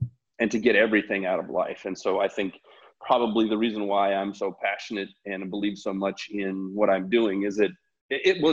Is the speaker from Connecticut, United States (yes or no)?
no; Loveland, Colorado, United States; I come from Colorado, from Loveland, Colorado. I grew up as one of four kids